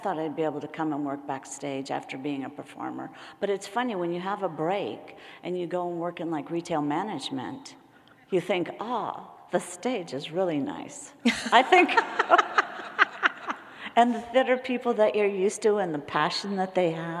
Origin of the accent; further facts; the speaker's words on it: San Francisco, California, United States; I grew up in San Francisco